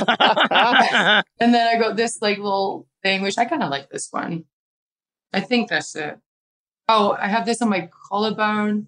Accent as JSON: {"language": "English", "country": "United Kingdom", "moved": "yes", "said": "my home country, my family can come along"}